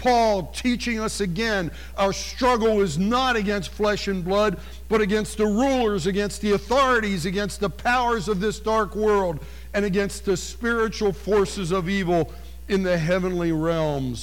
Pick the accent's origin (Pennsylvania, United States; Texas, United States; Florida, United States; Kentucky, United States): Pennsylvania, United States; near Harrisburg; I grew up near Harrisburg, Pennsylvania.